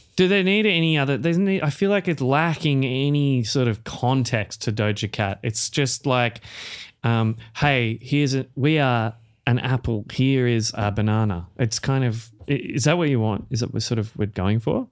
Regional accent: Australia; accent: Australian; as an Australian musical artist

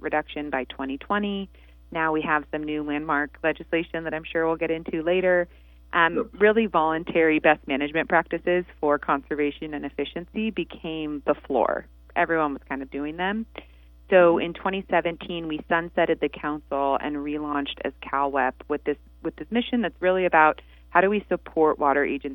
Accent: Santa Monica, California, United States; also born or lived in Detroit; I grew up in Santa Monica, so right on the beach

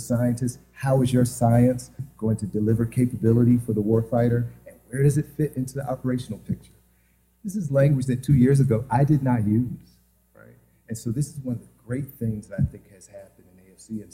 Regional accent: the South, United States; I'm from the South, I'm from a church tradition

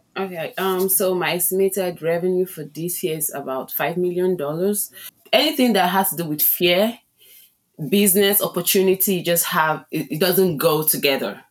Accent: Nigeria; moved away as an adult; also born or lived in Chicago, United States; now in Las Vegas, United States; I was born in Nigeria. It's, um, it's a country in West Africa. And, um, I moved into, um, to the U S six years ago

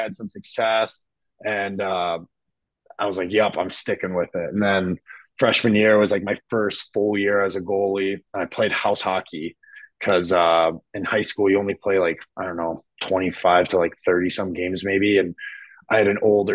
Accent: Petoskey, Michigan, United States; I'm from Petoskey, Michigan

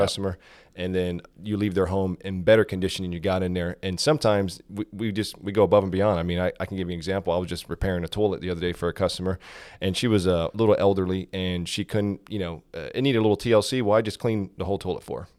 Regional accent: South Florida, United States; moved away as an adult; now in Georgia, United States; I was, uh, born and raised in South Florida

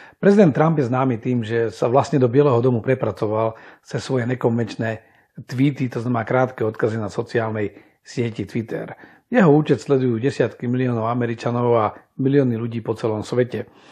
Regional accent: Slovakia; u nás na Slovensku

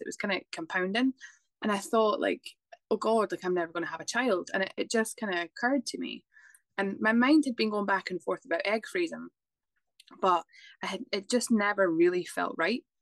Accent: Scotland, United Kingdom; now in Dublin, Ireland; I am originally from Scotland, but I live in Dublin.

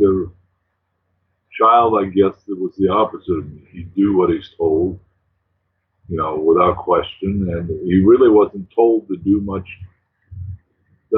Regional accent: Los Altos, California, United States; I'm just a kid growing up in Los Altos

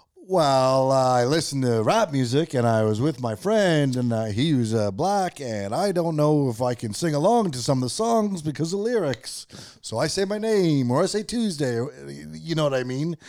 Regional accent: Canada; as a Canadian

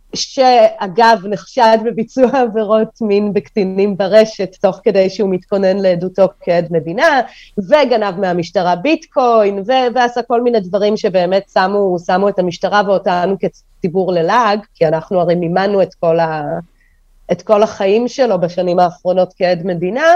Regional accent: Holon, Tel Aviv District, Israel; also born or lived in Kyiv, Ukraine; גדלתי בחולון, הסתובבתי המון בתל אביב

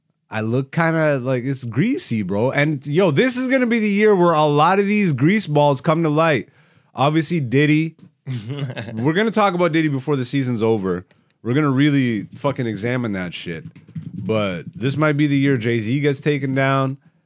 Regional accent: Canada; being a Canadian comedian, bro, like, I really should have just jumped ship years ago. When I moved to Toronto, I probably should have just moved straight to New York and bit that bullet.

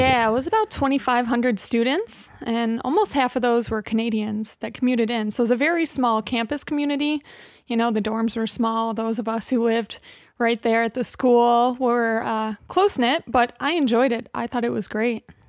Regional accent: Hamlin, New York, United States; also born or lived in Buffalo; now in Rochester, United States; I grew up in Hamlin, uh, in Brockport

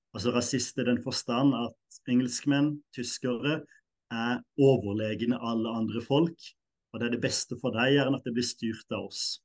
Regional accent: Norway; jeg er nordmann, definitivt.

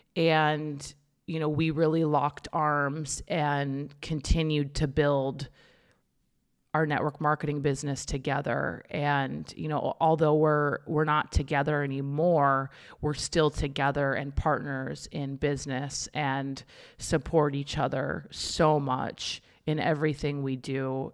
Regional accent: Minnesota, United States; now in Santa Monica, United States; I grew up in Minnesota. about an hour north of the Twin Cities

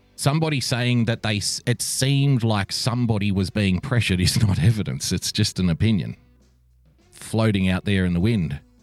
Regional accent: Australia; I am an Australian

